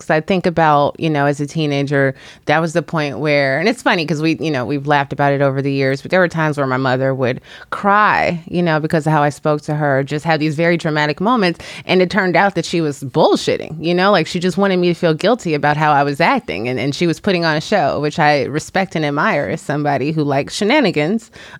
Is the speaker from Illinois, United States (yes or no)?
yes; Chicago, Illinois, United States; moved away as an adult; also born or lived in Washington, D.C. / New York; now in Los Angeles, United States; I'm new to California. I live in the greater Los Angeles area. And I grew up in Chicago, spent my adulthood in Washington, D.C. and New York.